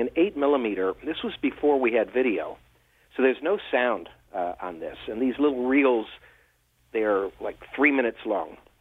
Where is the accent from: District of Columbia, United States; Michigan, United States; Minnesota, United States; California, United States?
District of Columbia, United States; near Washington D.C.; I grew up near Washington D.C.